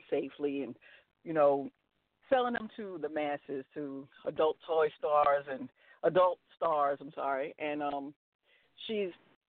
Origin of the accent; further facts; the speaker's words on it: New York, United States; I'm originally